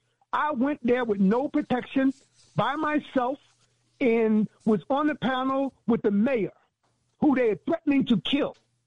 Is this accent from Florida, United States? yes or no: no; New York, United States; It somewhat surprised me because I remember a little bit different growing up in New York.